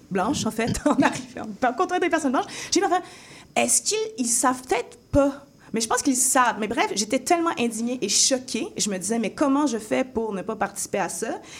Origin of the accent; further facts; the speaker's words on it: France; also born or lived in Africa; now in Canada; Moi, étant donné que j'ai grandi aussi en France et en Afrique, où est-ce que c'est très, c'est très ouvert